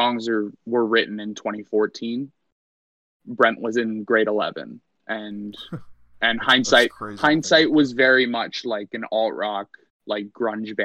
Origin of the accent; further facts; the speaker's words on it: Hamilton, Ontario, Canada; in my hometown